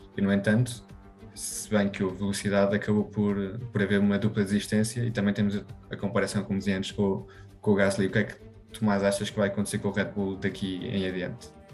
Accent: Spain; Eu, sendo espanhol

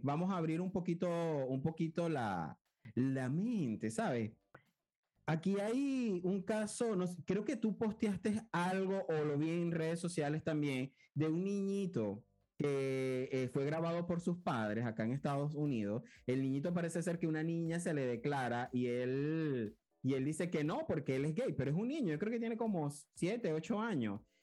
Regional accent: Cabimas, Zulia, Venezuela; moved away; yo vengo de Cabimas, que es una ciudad, pero yo le digo pueblo.

